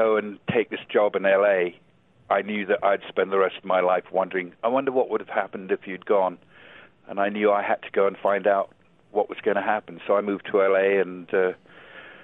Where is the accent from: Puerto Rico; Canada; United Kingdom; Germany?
United Kingdom; England; moved away as an adult; also born or lived in New Zealand / Los Angeles; now in Arizona, United States; I was raised in England and went to English boarding schools